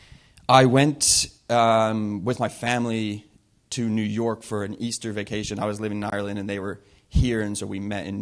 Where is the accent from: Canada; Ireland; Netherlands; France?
Canada; Whistler, British Columbia; moved away; I grew up in Whistler, and I grew up in a Christian home